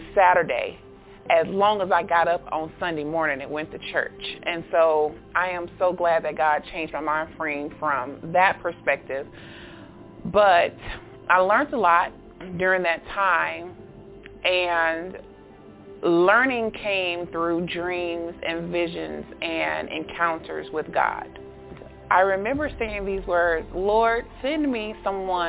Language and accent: English; Augusta, Georgia, United States; I'm from Augusta, Georgia